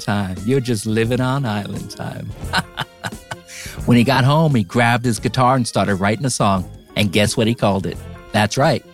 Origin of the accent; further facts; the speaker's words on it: New Jersey, United States; I'm from New Jersey